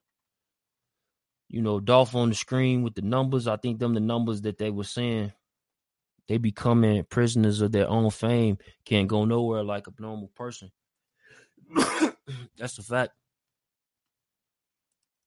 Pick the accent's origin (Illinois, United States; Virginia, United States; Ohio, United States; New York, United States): Illinois, United States; Chicago; moved away; also born or lived in the West (US); I'm from Chicago. I'm on the West, though, right now